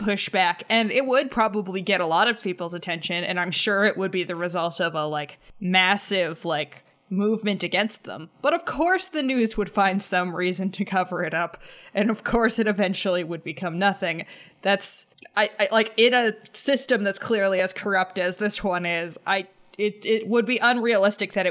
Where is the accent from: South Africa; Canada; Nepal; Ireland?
Canada; I'm a Canadian